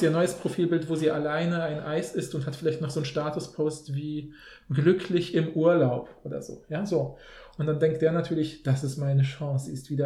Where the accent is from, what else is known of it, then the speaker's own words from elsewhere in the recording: Poland; now in Germany; in Polen war das halt so das Übliche in den Kontexten, wo wir, ja, wo ich aufgewachsen bin